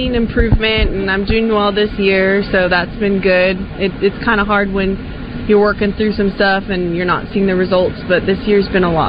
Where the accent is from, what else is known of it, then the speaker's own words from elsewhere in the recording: San Ramon, California, United States; I'm from San Ramon, California.